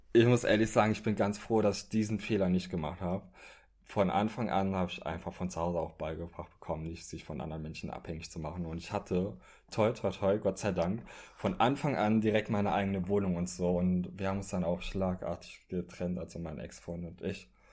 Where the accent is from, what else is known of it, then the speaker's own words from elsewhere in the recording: Trier, Rhineland-Palatinate, Germany; now in Berlin, Germany; ich komme ursprünglich aus Trier. Das ist in Rheinland-Pfalz